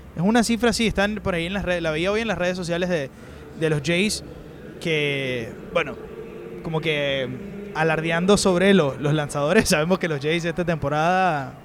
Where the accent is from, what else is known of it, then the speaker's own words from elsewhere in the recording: Venezuela; para uno como periodista venezolano